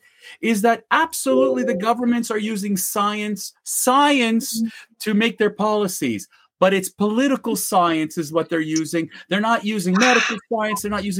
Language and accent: English; Canada; as a Canadian, I cannot take my car. I live 45 minutes away from the U.S.-Canadian border.